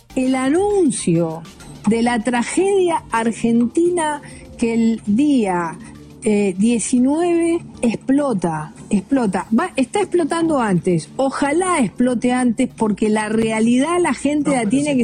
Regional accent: Colombia; yo soy colombiana

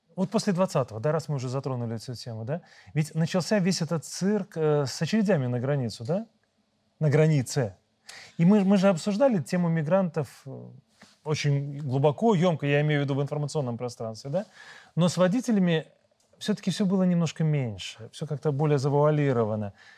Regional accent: Belarus; мы, белорусы

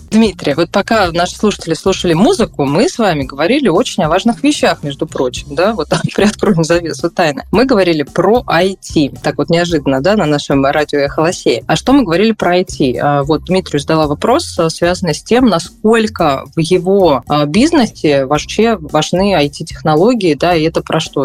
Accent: Moscow, Russia; я москвич

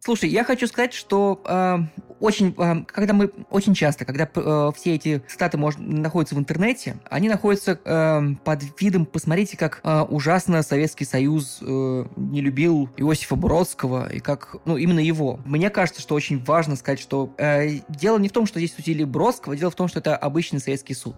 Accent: Saint Petersburg, Russia; я из Петербурга

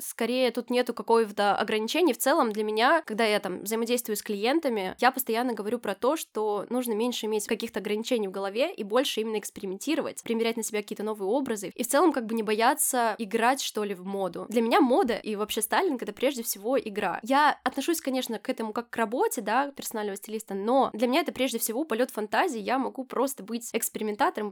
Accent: Chelyabinsk, Chelyabinsk Oblast, Russia; Я, например, из Челябинска, и в Челябинске у меня просто, ну, не было возможности смотреть постоянно на что-то прекрасное

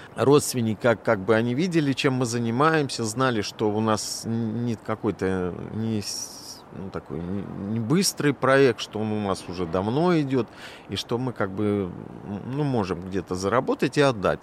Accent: Moscow, Russia; also born or lived in Chukotka; я москвич

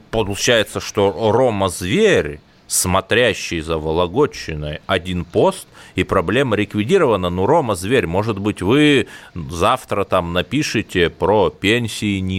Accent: Cherepovets, Vologda Oblast, Russia; ну я из Череповца, вы из Калининграда

